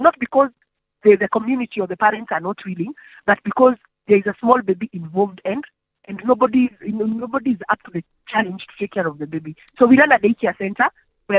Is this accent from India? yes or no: no; Kenya; I'm from Kenya.